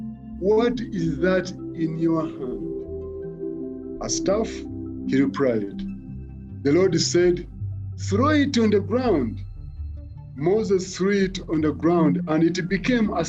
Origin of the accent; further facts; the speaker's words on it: Mukono, Central Region, Uganda; I was born and raised in Mukono